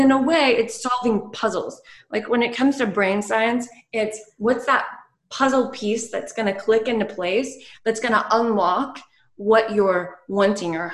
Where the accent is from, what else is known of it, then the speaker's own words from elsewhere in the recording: the Bible Belt, United States; I was from the Bible Belt